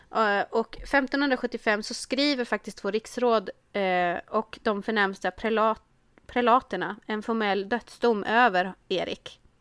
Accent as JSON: {"language": "Swedish", "town": "Örbyhus", "region": "Uppsala County", "country": "Sweden", "also_born_or_lived": "Värmland", "said": "jag är ju från Örbyhus"}